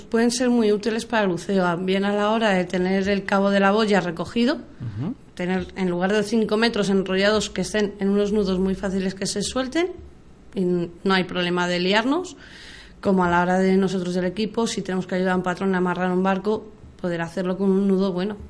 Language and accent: Spanish; Madrid, Community of Madrid, Spain; soy madrileña y estaba aquí en Madrid